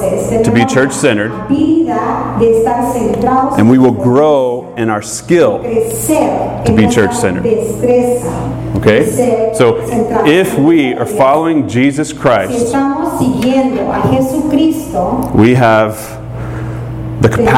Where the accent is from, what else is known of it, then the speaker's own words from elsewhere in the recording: Southern, Southern United States, United States; accent: Southern; first language English; in my native tongue, in Southern, right, we use y'all for a few people or all y'all for all y'all